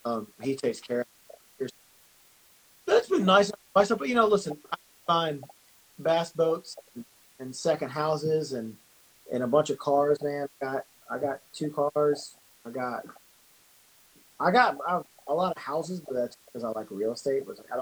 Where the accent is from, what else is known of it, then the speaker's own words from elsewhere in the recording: the South, United States; I collect a lot of guns. Sorry. I'm from the South.